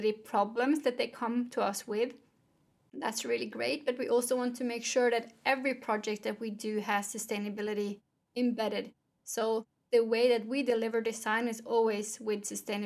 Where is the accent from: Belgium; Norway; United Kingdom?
Norway; Growing up in Norway